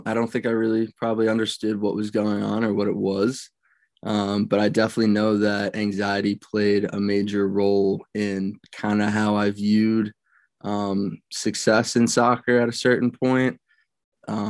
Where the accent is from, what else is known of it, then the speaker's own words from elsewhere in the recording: Westchester, New York, United States; I grew up in Westchester, New York, and went to Byram Hills High School